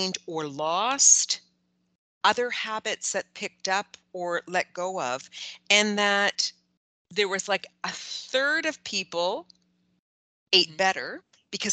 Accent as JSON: {"language": "English", "country": "Canada", "said": "as a Canadian"}